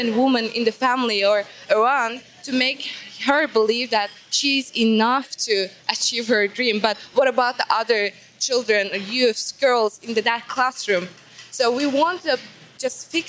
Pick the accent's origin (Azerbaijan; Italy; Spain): Azerbaijan; I'm from Azerbaijan and here Unleashed to represent my country